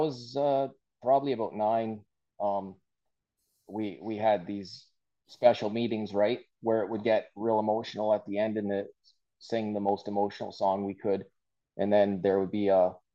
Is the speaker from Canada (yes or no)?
yes; Aylmer, Ontario, Canada; I grew up in the German Church of God in Elmer my whole life.